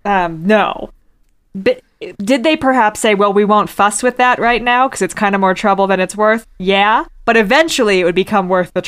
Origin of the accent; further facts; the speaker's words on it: Virginia, United States; I'm from Virginia